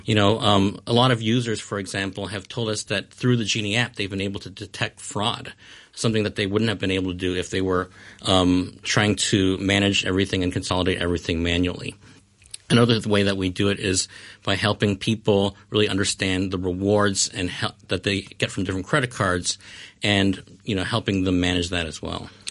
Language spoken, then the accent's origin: English; Hong Kong; moved away as an adult; also born or lived in Chicago, United States; I was born and raised in Hong Kong, and I lived here until, you know, the, uh, university age